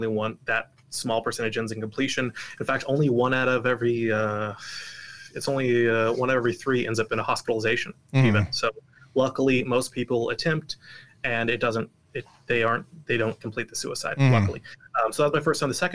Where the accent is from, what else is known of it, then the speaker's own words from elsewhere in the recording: Portland, Oregon, United States; also born or lived in Salt Lake City, Utah; now in Utah, United States; I was raised in Oregon, Portland, Oregon